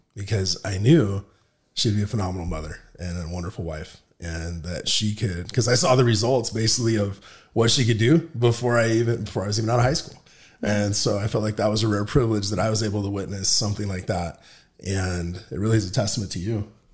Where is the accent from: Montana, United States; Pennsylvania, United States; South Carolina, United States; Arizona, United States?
Arizona, United States; Palo Verde; I grew up in Palo Verde